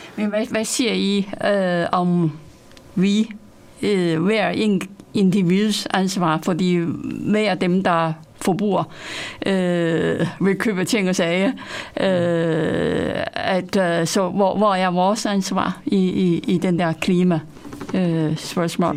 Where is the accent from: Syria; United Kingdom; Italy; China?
China; now in Denmark; jeg kommer selv fra Kina